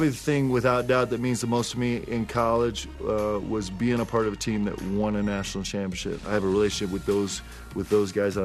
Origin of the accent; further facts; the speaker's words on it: New York, United States; moved away; also born or lived in Omaha, Nebraska / Seattle, Washington; When I was 6 months old, moved to New York.